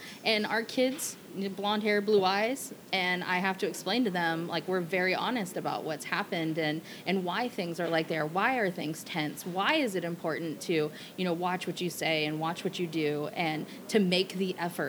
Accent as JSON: {"language": "English", "region": "Hawaii", "country": "United States", "tie": "born or raised there", "said": "growing up in Hawaii, I was very immersed in Asian culture."}